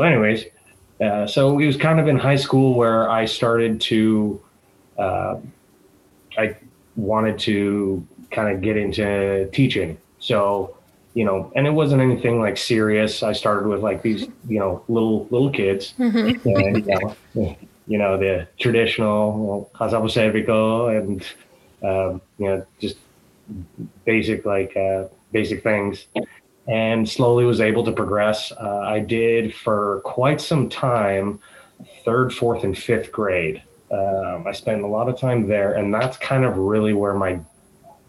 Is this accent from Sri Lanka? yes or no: no; Seattle, Washington, United States; also born or lived in Greece; now in San Francisco Bay Area, United States; I am originally from Seattle, Washington, currently living in the San Francisco Bay Area